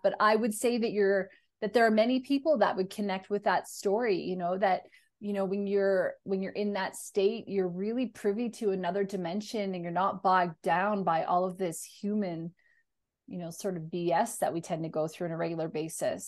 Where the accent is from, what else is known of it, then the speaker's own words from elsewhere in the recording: Canada; I'm a Canadian